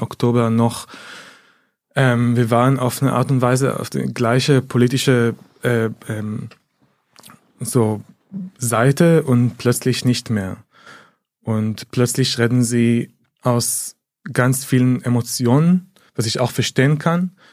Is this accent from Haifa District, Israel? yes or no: yes; Haifa, Haifa District, Israel; now in Berlin, Germany; ich komme aus Haifa, meine Familie ist immer noch in der Region, äh, in, im Bezirk Haifa